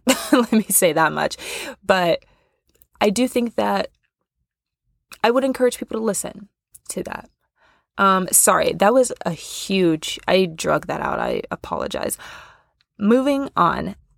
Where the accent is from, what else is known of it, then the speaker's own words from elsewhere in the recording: Kansas, United States; born there; also born or lived in Missouri / Nebraska; now in Chicago, United States; I was born in Kansas. Exciting. We moved around a lot when I was younger, so I've kind of floated around the Midwest majority of my life, like Kansas, Missouri, Nebraska, and now I am currently in Chicago.